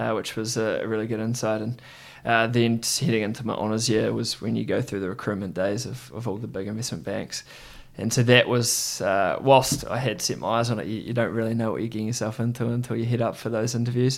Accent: Christchurch, Canterbury, New Zealand; I grew up in Christchurch, New Zealand

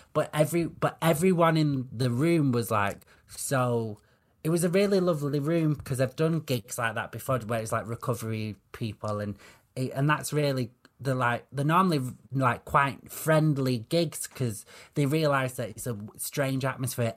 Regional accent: the north of England, United Kingdom; I'm a lot more northern than I am gay

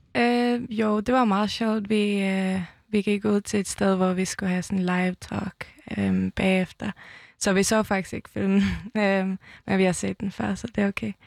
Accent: Toftir, Faroe Islands; also born or lived in Tórshavn, Faroe Islands; now in Copenhagen, Denmark; Jeg kommer fra Tofte, en lille bygd i, øh, på Færøerne med, øh, tusind indbyggere

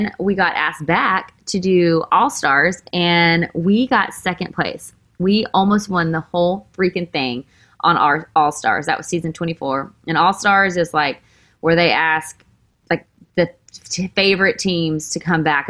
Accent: Texas, United States; now in Nashville, United States; I am from Texas. I grew up with a great family.

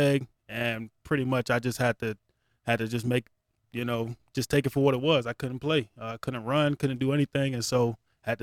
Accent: West Palm Beach, Florida, United States; also born or lived in Brooklyn, New York; I stayed in Brooklyn until I was five, and then we moved to West Palm in Florida. And so, relocated at five

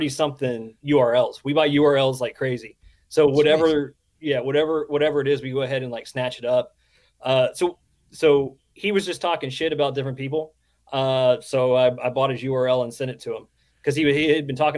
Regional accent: East Tennessee, United States; I'm from East Tennessee

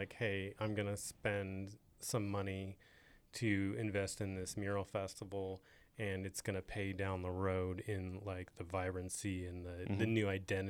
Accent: Modesto, California, United States; I curate a mural festival in my hometown of Modesto, California as well.

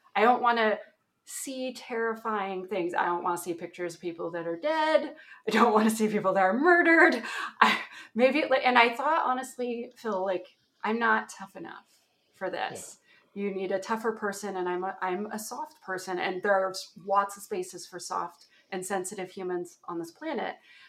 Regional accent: Ontario, Canada

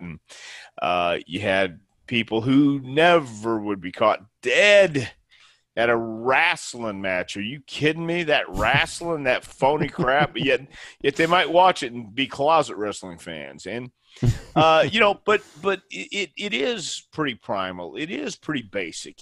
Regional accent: Houston, Texas, United States; also born or lived in El Paso / Tampa; now in Knoxville, United States; I was born in El Paso and then we moved to Houston.

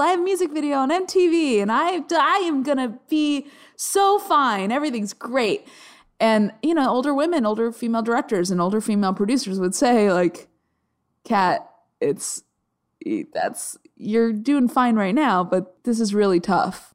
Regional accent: Arizona, United States; I grew up in Arizona

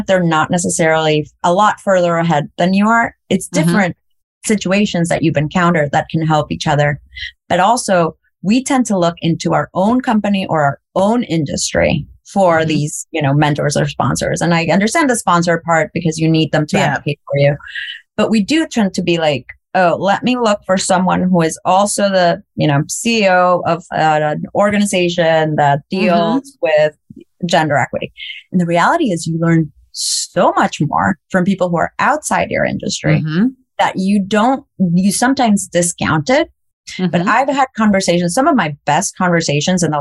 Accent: El Salvador; moved away; I grew up in El Salvador through the war.

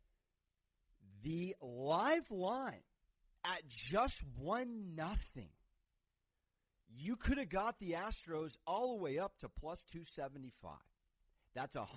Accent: San Diego, California, United States; the San Diego Padres, my hometown team

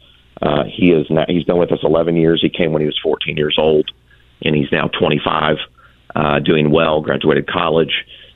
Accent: Atlanta, Georgia, United States; we were all born and raised in Atlanta

